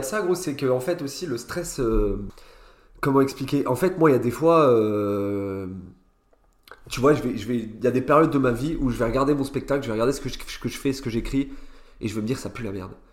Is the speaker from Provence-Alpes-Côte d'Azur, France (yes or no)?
no; Nancy, Grand Est, France; moved away as an adult; now in Paris, France; j'ai grandi à Nancy et je suis parti en gros il y a deux ans à Paris